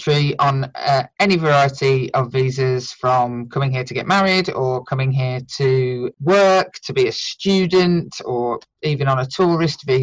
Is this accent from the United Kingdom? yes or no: yes; United Kingdom; a British-born white woman who speaks English